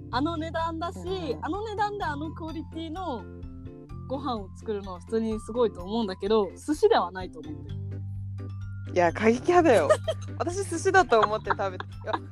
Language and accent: Japanese; Hokkaido, Japan; 北海道出身ですみたいな話するとなんか北海道行きたいみたいなこと言われない